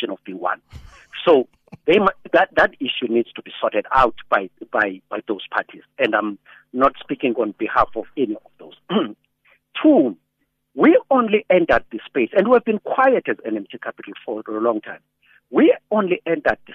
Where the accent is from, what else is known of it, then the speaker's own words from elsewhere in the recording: South Africa; as a South African